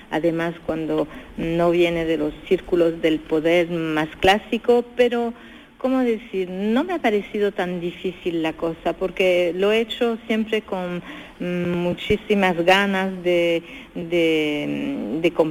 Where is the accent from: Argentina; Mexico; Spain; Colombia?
Spain; Cádiz, Andalusia; now in France; de verdad, cuando estoy por mi tierra en, Cádiz … de modo que de, las dos maneras me, conviene, yo, yo soy la misma persona, ¿no? Estoy en España y aquí en Francia desde muchísimos años